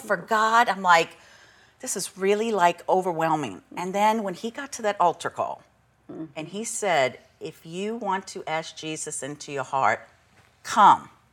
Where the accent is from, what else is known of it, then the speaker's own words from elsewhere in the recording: St. Bernard Parish, New Orleans area, Louisiana, United States; I was raised in St. Bernard